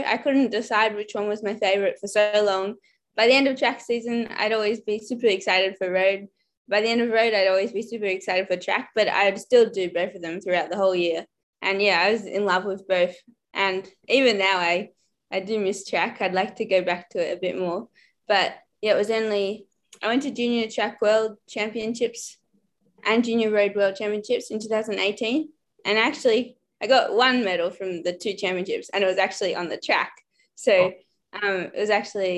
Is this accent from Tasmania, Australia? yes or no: no; Melbourne, Victoria, Australia; also born or lived in Girona, Spain; I'm from Melbourne, Victoria, the good old Brunswick Cycling Club, best club in Australia